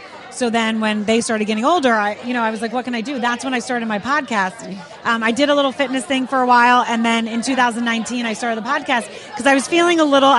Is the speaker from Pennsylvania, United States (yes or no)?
yes; right outside of Philly, Pennsylvania, United States; I grew up right outside of Philly.